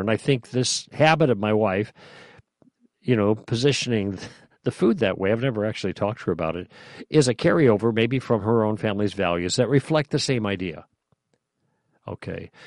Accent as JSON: {"language": "English", "town": "Chicago", "region": "Illinois", "country": "United States", "tie": "born or raised there", "said": "I grew up in Chicago"}